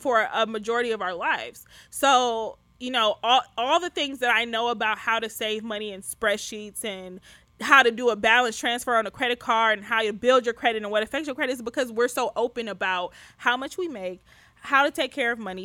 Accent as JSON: {"language": "English", "town": "Detroit", "region": "Michigan", "country": "United States", "tie": "born or raised there", "moved": "yes", "said": "I grew up poor. I'm from Detroit. I grew up poor."}